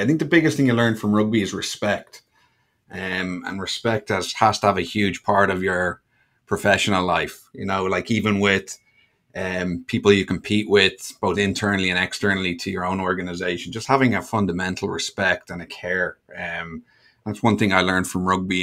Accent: Ireland; moved away as an adult; also born or lived in Bermuda; now in Miami, United States; I'm from Ireland, grew up in Ireland.

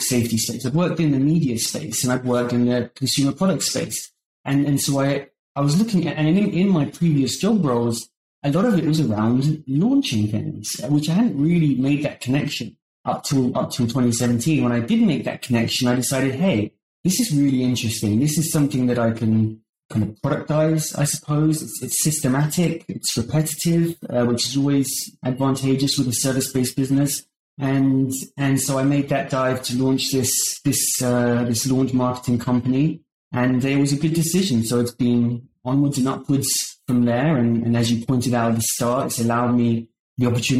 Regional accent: United Kingdom; moved away as an adult; now in San Francisco Bay Area, United States; as you can probably tell by my accent, I grew up in the United Kingdom and I moved to the US in 2009

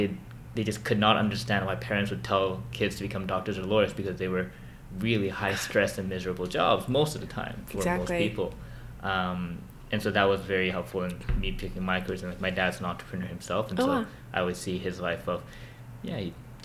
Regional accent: South Korea; also born or lived in Hong Kong; when I grew up in South Korea, and I moved over to Hong Kong, so I lived in those two countries for a bit.

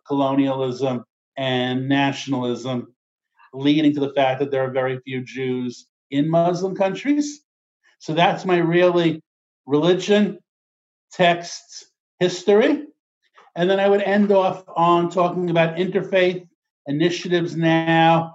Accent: New York, United States; I'm Jewish from New York, the world's biggest Jewish city

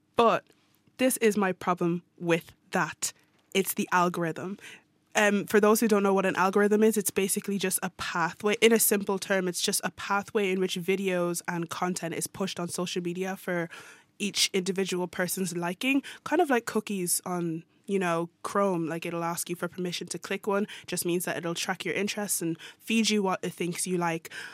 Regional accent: Ireland; moved away as an adult; now in Norway; I'm Irish

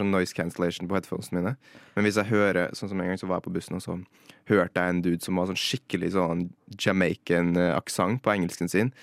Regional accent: Trondheim, Trøndelag, Norway; jeg er jo fra Trondheim

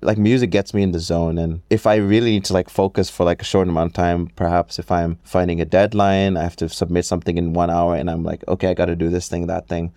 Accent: Hong Kong; I am a Filipino born and raised in Hong Kong

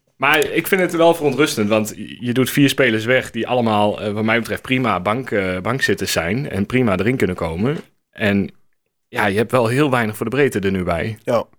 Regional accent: Hengelo, Overijssel, Netherlands; ik kom uit Hengelo

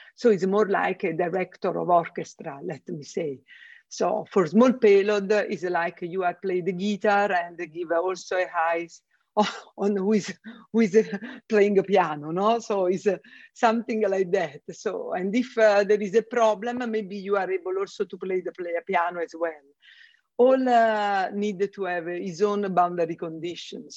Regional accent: Italy; first language Italian; English is a second language; moved away as an adult; now in Germany; two from Italy and one from UK

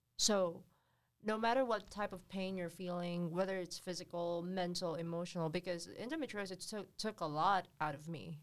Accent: Philippines; moved away; in the Philippines, you can, when I was growing up, you can build a hut under the bridge

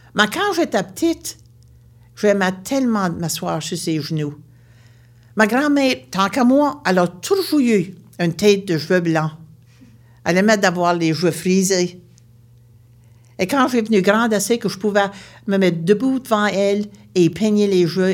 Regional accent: Baie Sainte-Marie, Nova Scotia, Canada; Je viens de la Nouvelle-Écosse, une région appelée la Baie-Sainte-Marie.

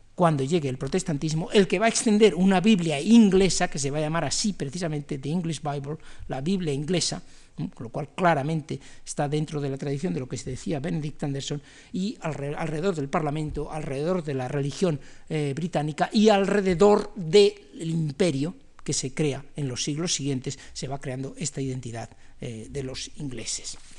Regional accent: Spain; como los españoles

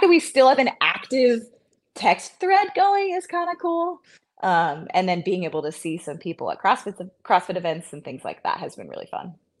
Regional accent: the Bay Area, California, United States; also born or lived in San Jose; now in Santa Cruz, United States; I grew up in the Bay Area for sure, but not, I wasn't in Santa Cruz

